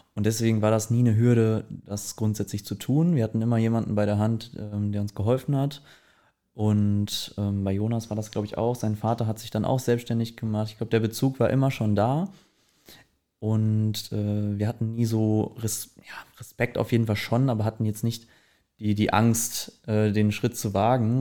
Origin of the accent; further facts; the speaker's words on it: Herford, North Rhine-Westphalia, Germany; moved away as an adult; now in Cologne, Germany; ich komme aus Herford, ähm, bin mit 18 dann aber relativ zeitnah nach Köln gezogen